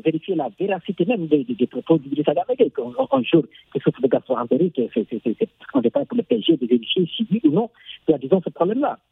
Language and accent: French; Senegal; en tant que Sénégalais qui a été éduqué